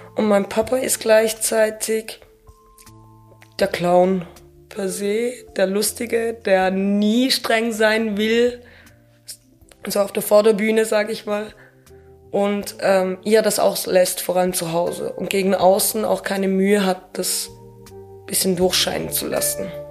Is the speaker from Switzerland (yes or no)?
yes; Arbon, Thurgau, Switzerland; und ich bin in der Altstadt aufgewachsen in Abon, die wunder wunderschön ist